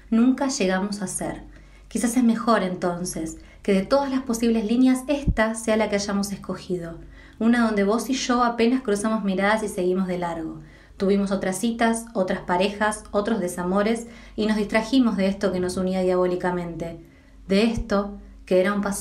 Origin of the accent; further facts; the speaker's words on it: Buenos Aires, Argentina; now in Lanús, Argentina; soy del barrio de Almagro, aunque la cuarentena me agarra estando en Lanús, en la casa familiar.